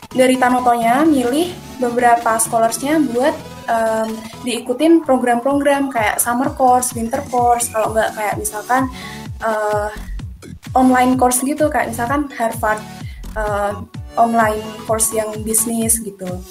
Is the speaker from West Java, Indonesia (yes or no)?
no; Salatiga, Central Java, Indonesia; asal aku dari Salatiga